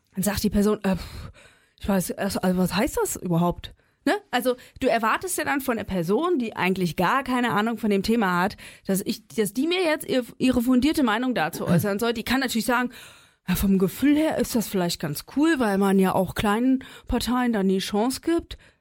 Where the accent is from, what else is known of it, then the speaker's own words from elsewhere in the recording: East Germany, Germany; ich bin im Osten groß geworden